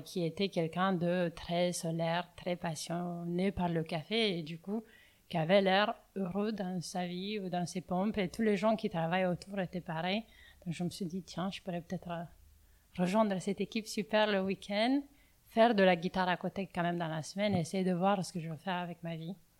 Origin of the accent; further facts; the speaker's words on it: Bucharest, Romania; accent: Romanian; French is a second language; moved away as an adult; now in Paris, France; je viens de Roumanie, je viens de Bucarest.